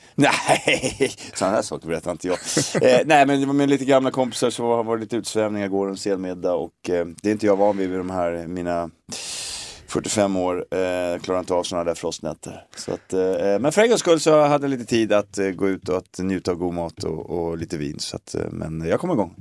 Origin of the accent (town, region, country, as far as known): Stockholm, Stockholm County, Sweden; born or raised there; moved away as an adult; also born or lived in Glasgow